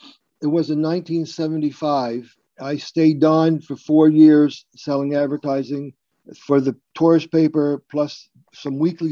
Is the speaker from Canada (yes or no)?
yes; Yarmouth, Nova Scotia, Canada; I grew up in Yarmouth.